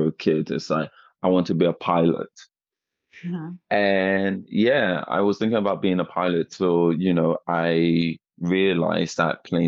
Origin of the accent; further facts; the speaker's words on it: Nigeria; moved away as an adult; also born or lived in Ghana; now in United Kingdom; I went to Nigeria and then I finished my primary school there and secondary school.